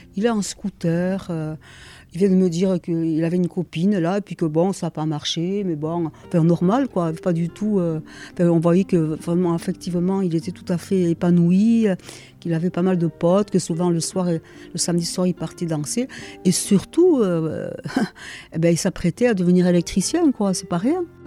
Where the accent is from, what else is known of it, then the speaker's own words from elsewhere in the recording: Boucau, Nouvelle-Aquitaine, France; also born or lived in Congo; j'ai grandi au Bouco et parmi les, les, immigrés portugais et espagnols